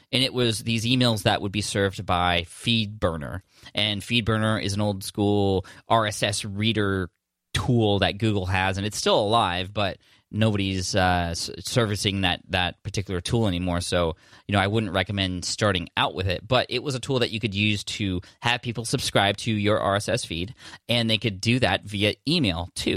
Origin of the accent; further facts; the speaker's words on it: Czechia; I'm from Czech Republic